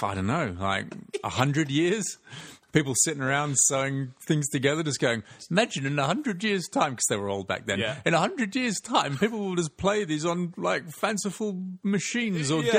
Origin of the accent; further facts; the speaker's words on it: England, United Kingdom; I grew up in England.